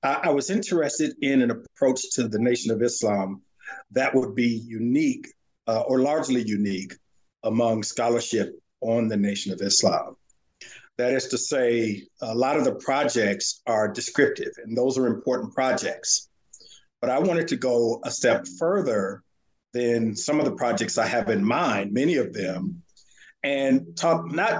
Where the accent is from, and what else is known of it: Santa Ana, California, United States; born or raised there; now in Virginia, United States